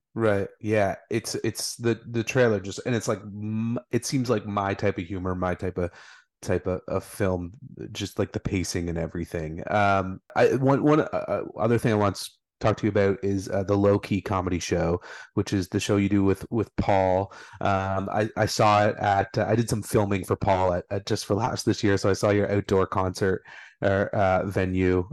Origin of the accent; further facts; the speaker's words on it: Brockville, Ontario, Canada; my hometown of Brockville.